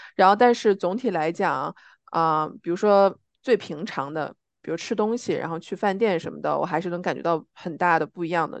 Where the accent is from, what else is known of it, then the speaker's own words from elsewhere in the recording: China; moved away; 我是中国人，然后我有我的身份证